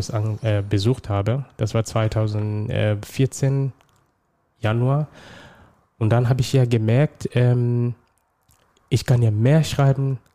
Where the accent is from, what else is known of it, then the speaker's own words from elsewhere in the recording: Somalia; now in Germany; ursprünglich komme ich aus Somalia. Ähm, ich bin seit 2011 in Deutschland.